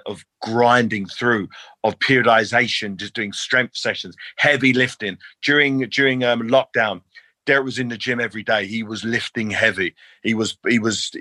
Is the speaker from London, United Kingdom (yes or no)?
yes; London, United Kingdom; my hometown